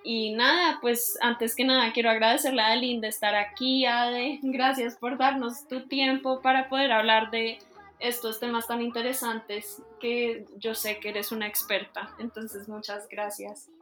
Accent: Colombia; Soy colombiana de ascendencia libanesa y soy politóloga

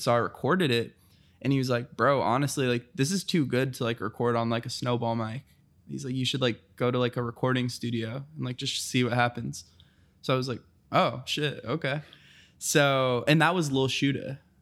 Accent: Fort Knox, Kentucky, United States; moved away; also born or lived in Santa Clarita, California; I'm from Fort Knox, Kentucky.

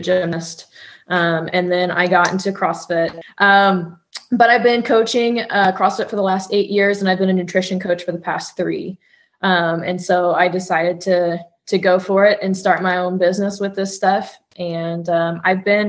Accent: Oklahoma, United States; I'm also from Oklahoma. I've been in law enforcement for 6 years here.

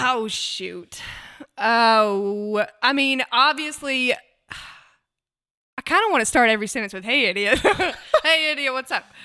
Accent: United States; moved away as an adult; also born or lived in Hattiesburg, Mississippi / Huntsville, Alabama / Auburn, Alabama; now in Nashville, United States; I grew up half in Mississippi and half in Alabama, so Hattiesburg and Huntsville

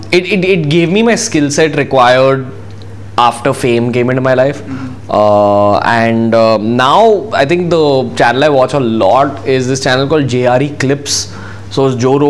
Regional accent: India; being an Indian

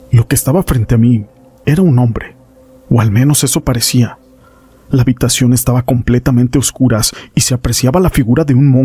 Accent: Tampico Alto, Veracruz, Mexico; Como yo soy de Tampico Alto, me iba desde el viernes y me regresaba a mi pueblo hasta el domingo por la noche.

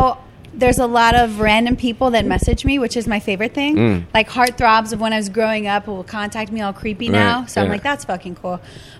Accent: Louisiana, United States; I think I'm like Creole. I'm from Louisiana.

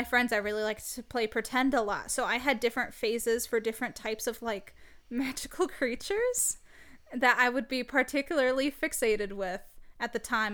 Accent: Michigan, United States; I'm from the United States. I'm from Michigan

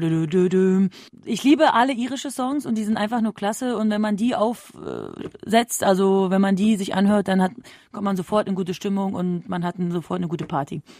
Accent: Berlin, Germany; ich komme ja nämlich ursprünglich aus Berlin

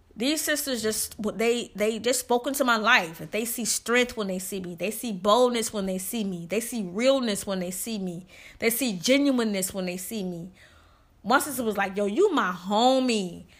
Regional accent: the South, United States; I'm from the South

